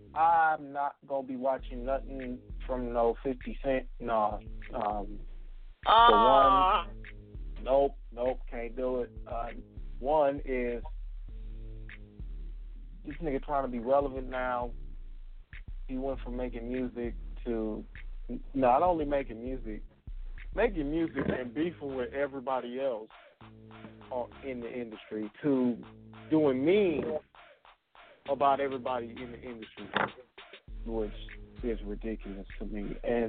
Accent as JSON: {"language": "English", "region": "Michigan", "country": "United States", "said": "I am from Michigan, the home of the Wolverines."}